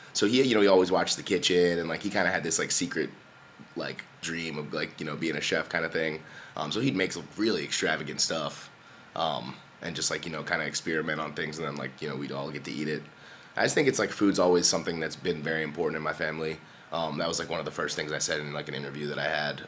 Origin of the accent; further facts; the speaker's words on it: Columbia, Maryland, United States; moved away as an adult; also born or lived in Baltimore; I grew up like down in, in Columbia, uh, in Oakland Mills